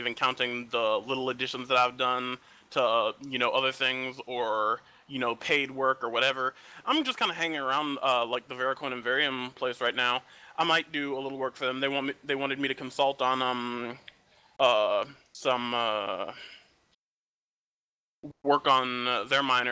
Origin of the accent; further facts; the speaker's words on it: Midwest, United States; I'm from the Midwest